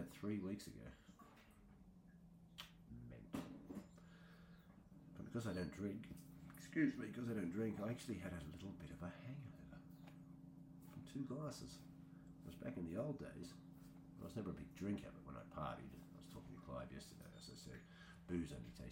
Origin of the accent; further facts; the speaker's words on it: Australia; moved away; also born or lived in Wiltshire; growing up in Australia as an artist